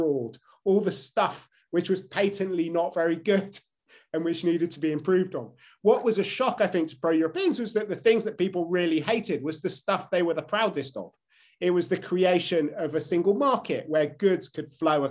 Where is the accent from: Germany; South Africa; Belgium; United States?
Belgium; Brussels, Brussels-Capital Region; now in United Kingdom; Where I grew up, when I grew up in Brussels